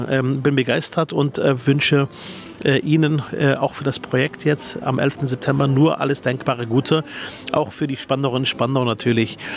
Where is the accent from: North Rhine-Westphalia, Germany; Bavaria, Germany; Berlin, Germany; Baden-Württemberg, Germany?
Berlin, Germany; Ich bin ja leidenschaftlich äh, gerne Spandauer. Ist ja meine Heimat, äh, Spandau.